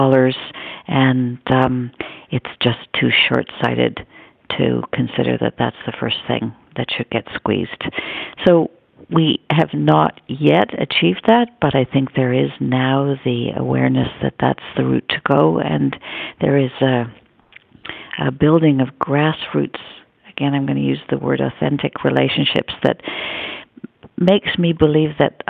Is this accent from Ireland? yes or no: no; Canada; proud to be a Canadian